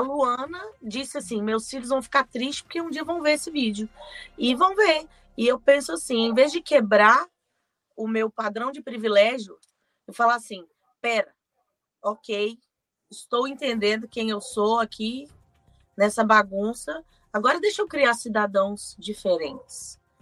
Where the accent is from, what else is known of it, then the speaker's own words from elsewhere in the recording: Belo Horizonte, Minas Gerais, Brazil; eu sou de Belo Horizonte